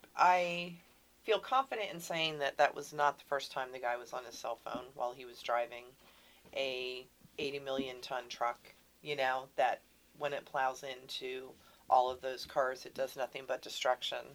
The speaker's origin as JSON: {"language": "English", "region": "Pennsylvania", "country": "United States", "also_born_or_lived": "Texas", "moved": "as an adult", "said": "I'm from Pennsylvania."}